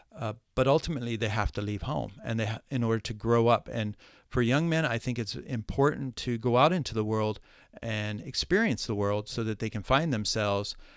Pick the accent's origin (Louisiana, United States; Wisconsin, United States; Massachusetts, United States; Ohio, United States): Ohio, United States; moved away as an adult; also born or lived in New York City; I was born in Ohio, lived in the, in, uh, what I call the cornfields of Ohio